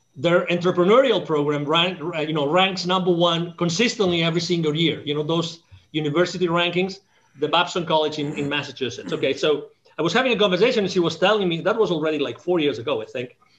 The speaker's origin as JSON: {"language": "English", "region": "Catalonia", "country": "Spain", "tie": "born or raised there", "second_language": "English", "moved": "yes", "said": "I was born in Spain"}